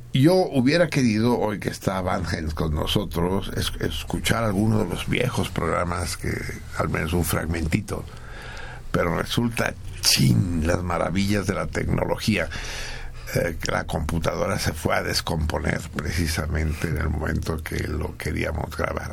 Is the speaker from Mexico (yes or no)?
yes; Mexico; nosotros, los mexicanos